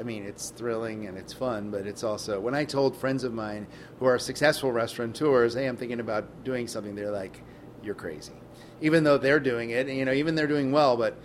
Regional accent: United States; moved away as an adult; also born or lived in New York City / Chicago; I was born in New York City, and I grew up in Westchester and North Jersey

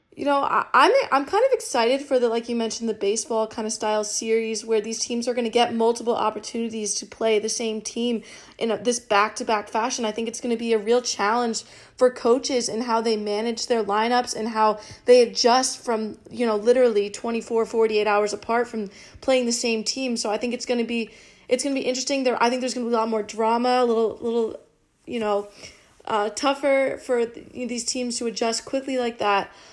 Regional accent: North Carolina, United States; I'm from North Carolina

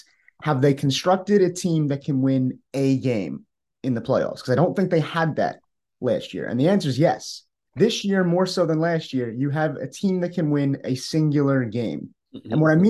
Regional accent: New York, United States; I'm someone who's been born and raised in New York.

